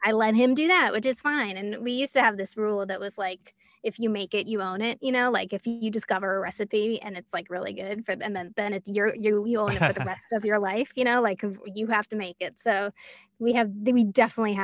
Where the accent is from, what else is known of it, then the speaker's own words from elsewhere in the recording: Larchmont, New York, United States; now in Westchester, United States; I grew up in Larchmont, New York, which is north of New York on the Long Island Sound